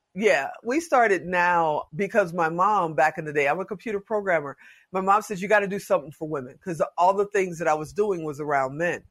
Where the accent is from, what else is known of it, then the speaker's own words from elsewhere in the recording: Chicago, Illinois, United States; now in Las Vegas, United States; I'm from Chicago